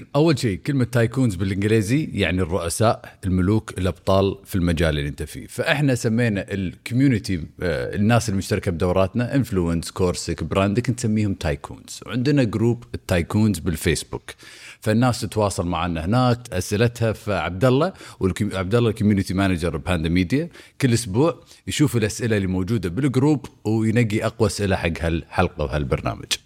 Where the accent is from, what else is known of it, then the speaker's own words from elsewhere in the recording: Kuwait; عندنا بالكويت